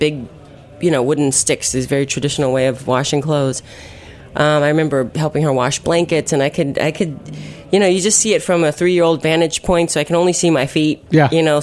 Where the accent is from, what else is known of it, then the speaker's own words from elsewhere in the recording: McLean, Virginia, United States; also born or lived in Uijeongbu, South Korea / New York; my parents moved me back to the States. I grew up in Northern Virginia, McLean, Tyson's Corner area.